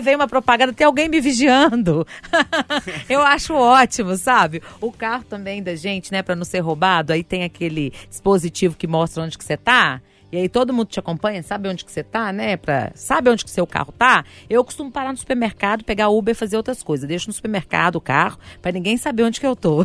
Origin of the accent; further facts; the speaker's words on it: Sabará, Minas Gerais, Brazil; also born or lived in Santa Inês, Belo Horizonte; Eu sou de Sabará